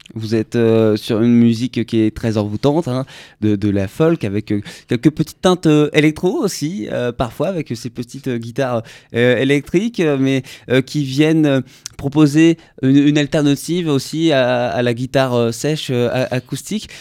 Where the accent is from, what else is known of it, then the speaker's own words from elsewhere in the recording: France; nouveaux qui arrivent chez nous en France